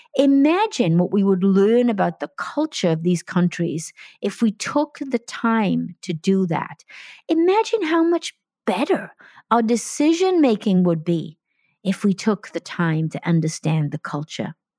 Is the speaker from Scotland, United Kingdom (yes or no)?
no; Wales, United Kingdom; moved away; I'm talking to you from Wales, my home country